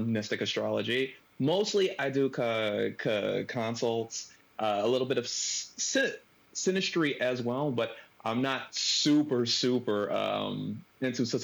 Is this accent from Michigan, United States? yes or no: yes; Detroit, Michigan, United States; I am from Detroit.